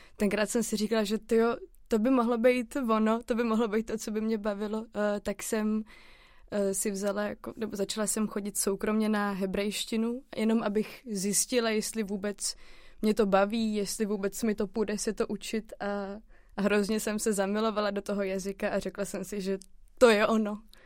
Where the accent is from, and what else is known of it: Czechia